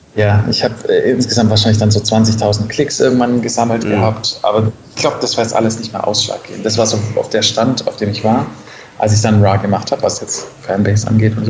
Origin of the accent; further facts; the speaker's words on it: Stuttgart area, Baden-Württemberg, Germany; now in Berlin, Germany; ich komme ursprünglich aus dem Raum Stuttgart, einer der schwäbischen Berliner